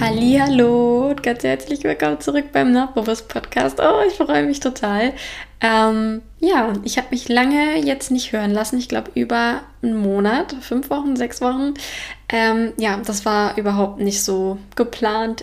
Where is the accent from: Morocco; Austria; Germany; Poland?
Germany; Frankfurt and Offenbach, Hesse; moved away as an adult; now in Denmark; in Frankfurt und Offenbach gibt, wo ich herkomme